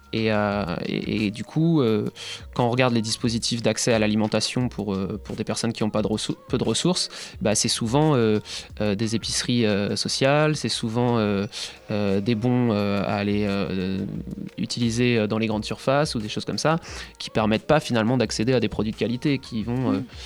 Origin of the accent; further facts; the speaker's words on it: Nantes, Pays de la Loire, France; also born or lived in Paris; je suis revenu sur Nantes, qui est, ma région d'origine